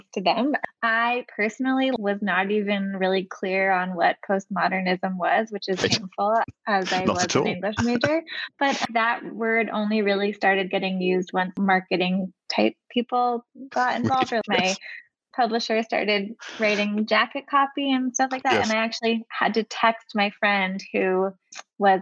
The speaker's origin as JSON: {"language": "English", "town": "Palo Alto", "region": "California", "country": "United States", "also_born_or_lived": "Michigan", "moved": "yes", "said": "I'm from the Bay Area. I'm from Palo Alto"}